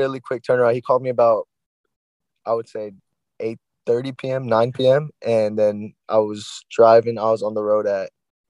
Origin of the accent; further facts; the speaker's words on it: Yuma, Arizona, United States; moved away as an adult; now in Omaha, United States; From Yuma, Arizona